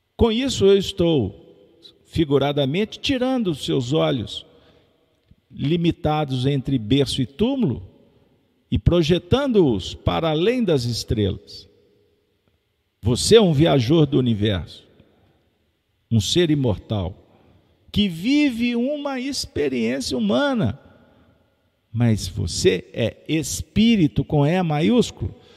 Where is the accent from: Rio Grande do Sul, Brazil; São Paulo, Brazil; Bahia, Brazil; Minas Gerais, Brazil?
Minas Gerais, Brazil; Sou mineiro